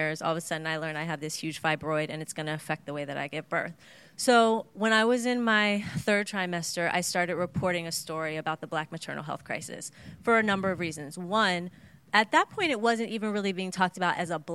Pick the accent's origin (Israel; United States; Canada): United States; Cincinnati, Ohio; moved away as an adult; also born or lived in Oakland; I'm from Cincinnati, Ohio, and that's where I live now.